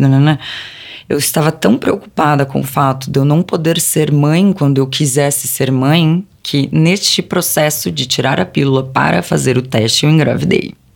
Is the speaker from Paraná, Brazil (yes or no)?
no; ABC Paulista, São Paulo, Brazil; moved away as an adult; now in São Paulo, Brazil; Originalmente eu sou do ABC Paulista, vim para São Paulo com 18 anos.